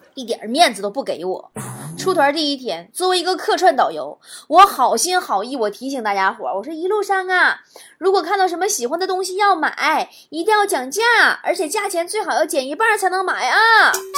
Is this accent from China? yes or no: yes; Northeast China, China; accent: Northeastern Mandarin (Dongbei); 我说东北话